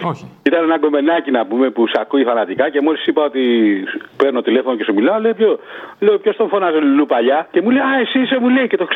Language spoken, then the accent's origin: Greek; northern Greece, Greece; γεννήθηκα στην Ελλάδα κι εγώ και μάλιστα στη Βόρεια Ελλάδα που γίνεται όλο αυτό ο τόρο από ελληνική οικογένεια πάπου προ πάπου. Μεγάλωσα με τα ελληνικά τα ήθη και τα έθιμα